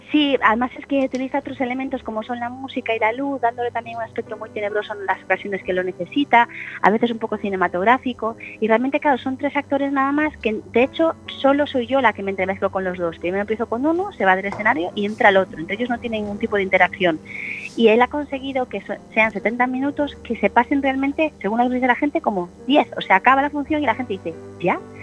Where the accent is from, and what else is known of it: Galicia, Spain; moved away